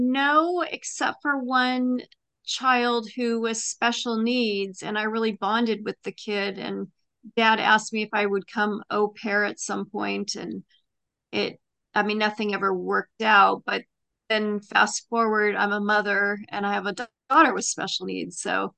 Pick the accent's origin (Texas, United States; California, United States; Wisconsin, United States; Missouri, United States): California, United States; Los Angeles; I grew up in Los Angeles.